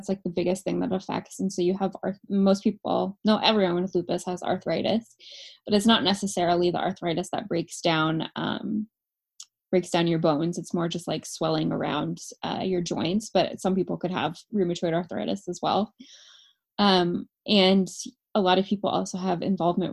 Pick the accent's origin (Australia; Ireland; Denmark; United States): United States; California; moved away; I'm from California originally